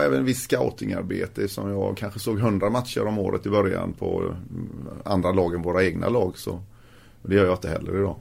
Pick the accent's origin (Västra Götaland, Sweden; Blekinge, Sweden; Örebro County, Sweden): Västra Götaland, Sweden; Gothenburg; also born or lived in Fässberg; jag är ju från Göteborg